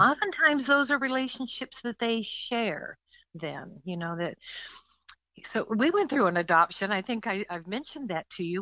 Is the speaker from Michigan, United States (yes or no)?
no; California, United States; moved away as an adult; now in Ohio, United States; California is where I was born